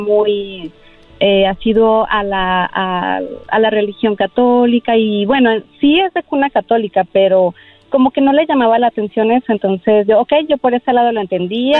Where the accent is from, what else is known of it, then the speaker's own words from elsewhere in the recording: Aguascalientes, Mexico; moved away; mi tierra, fue en mi tierra en Aguascalientes